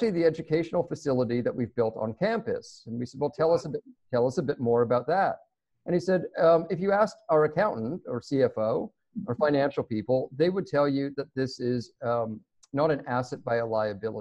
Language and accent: English; Toronto, Ontario, Canada; I grew up in Toronto